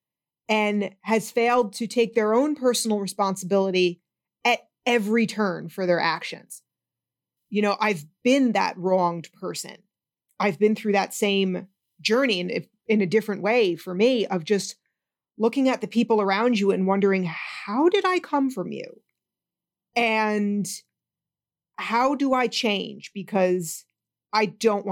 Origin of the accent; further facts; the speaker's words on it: Northeast, United States; I'm from the Northeast too